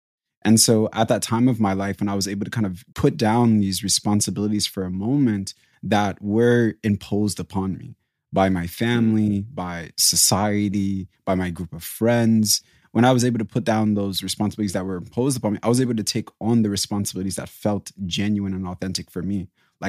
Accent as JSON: {"language": "English", "country": "DR Congo", "tie": "born there", "said": "So I was born in 94 and I was born in Africa, in Congo."}